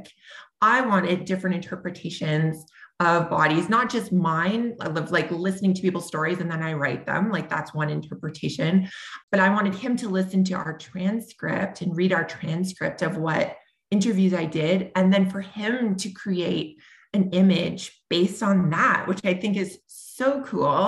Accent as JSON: {"language": "English", "town": "Sudbury", "region": "Ontario", "country": "Canada", "tie": "born or raised there", "also_born_or_lived": "Toronto", "said": "when I am in my hometown of Sudbury, Ontario, which is, you know, pretty homogenous in terms of the kinds of people. I mean, it's becoming more diverse over time, but when I grew up here"}